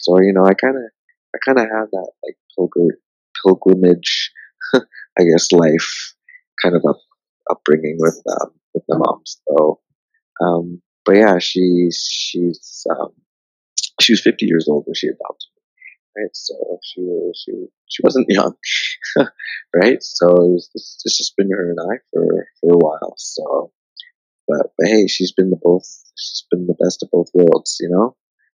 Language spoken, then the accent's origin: English; Harare, Zimbabwe; born there; I was born in Zimbabwe, the city of Harare.